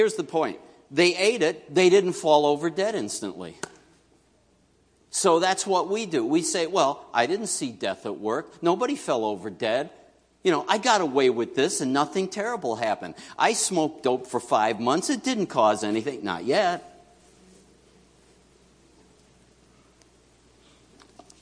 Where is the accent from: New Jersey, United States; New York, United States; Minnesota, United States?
New York, United States; New York City; moved away; I grew up in New York City.